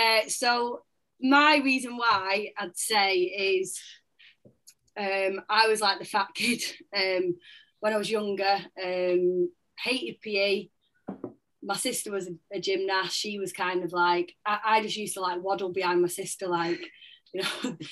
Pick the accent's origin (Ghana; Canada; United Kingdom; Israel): United Kingdom; Manchester, North West England; I'm from Manchester.